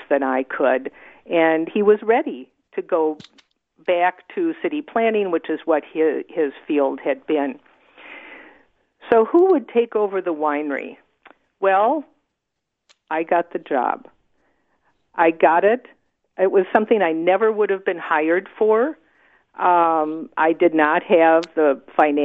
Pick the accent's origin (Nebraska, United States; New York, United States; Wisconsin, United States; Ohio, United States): Wisconsin, United States; now in Oregon, United States; I'd grown up in a, you know, suburban area in the Midwest. I'm from Wisconsin